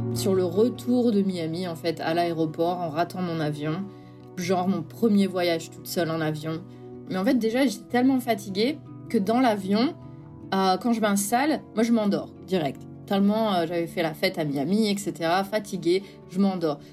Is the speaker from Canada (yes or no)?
no; north of France, France; moved away as an adult; also born or lived in Douai / Valence / Rennes; now in Boston, United States; Je suis euh, très fière de venir du nord de la France.